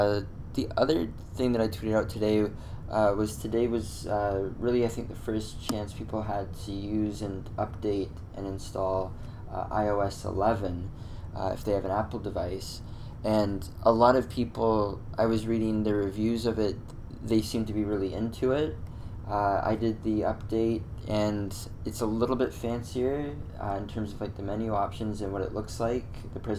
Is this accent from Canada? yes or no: yes; Canada; Servers automatically ask where in the States I'm from. I've never been prouder to correct them than I'm Canadian.